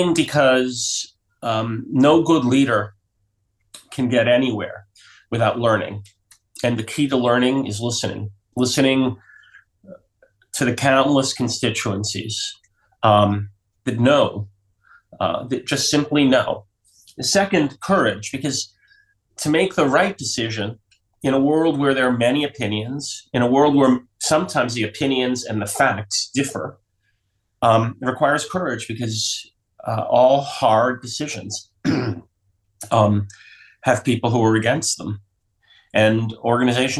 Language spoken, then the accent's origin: English; New York City, New York, United States; also born or lived in southern Vermont; now in Vermont, United States; I grew up in New York City, and now in the 60s and 70s, when it was kind of a crazy place. And now I live in southern Vermont